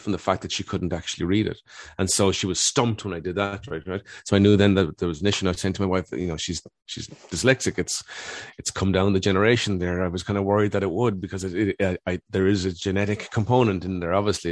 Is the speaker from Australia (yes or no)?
no; Cork, Munster, Ireland; I grew up in Dun-, Cork in the eighties